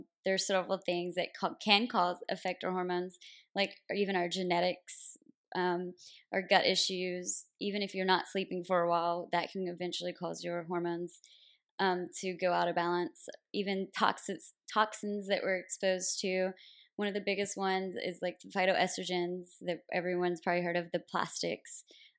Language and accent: English; a small town outside Nashville, Tennessee, United States; moved away as an adult; also born or lived in Connecticut; now in San Diego, United States; So I'm originally from Nashville, Tennessee, a really small town outside of Nashville.